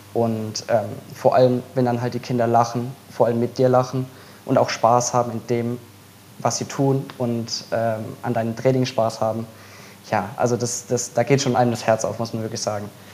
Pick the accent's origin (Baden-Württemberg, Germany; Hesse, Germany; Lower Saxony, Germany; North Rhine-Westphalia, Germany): Baden-Württemberg, Germany; Mannheim; weil ich komme ja nicht aus Fehlheim, sondern ich komme ja aus Mannheim.